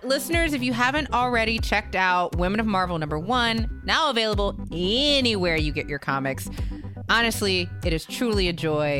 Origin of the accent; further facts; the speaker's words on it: Louisiana, United States; my home state Pelicans.